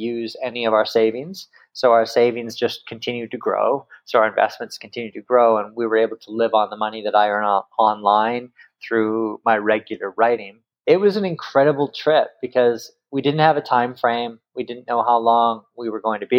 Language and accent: English; Kamloops, British Columbia, Canada; moved away as an adult; also born or lived in Singapore / Victoria; I grew up in Kamloops, British Columbia.